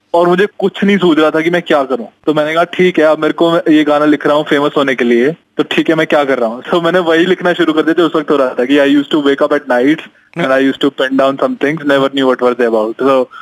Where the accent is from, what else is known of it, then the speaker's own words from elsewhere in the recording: Rohtak, Haryana, India; moved away; also born or lived in Pune; मैं रोहतक से हूँ